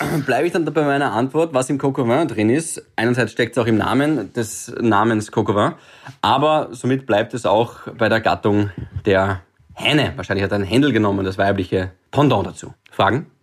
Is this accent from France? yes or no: no; Graz, Styria, Austria; now in Vienna, Austria; ich bin auch Grazer